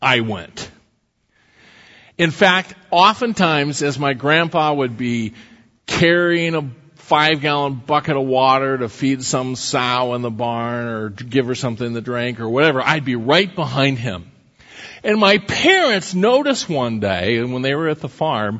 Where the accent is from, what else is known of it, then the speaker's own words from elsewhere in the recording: Iowa, United States; when I was a grade school kid, growing up in Iowa